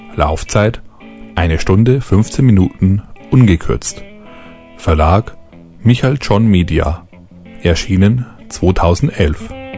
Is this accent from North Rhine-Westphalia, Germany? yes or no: no; Lower Bavaria, Germany; ich als Niederbayer bin dem österreichischen Dialekt nah genug